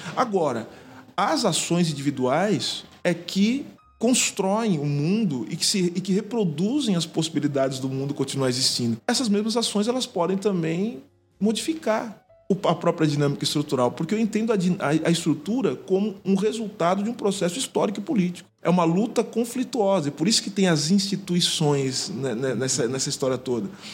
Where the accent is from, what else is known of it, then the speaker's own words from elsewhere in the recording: São Paulo, Brazil; Sou de São Paulo, sou da cidade de São Paulo